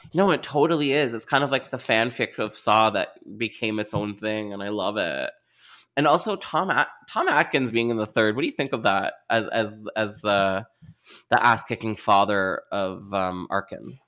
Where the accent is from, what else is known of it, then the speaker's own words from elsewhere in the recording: Canada; as a Canadian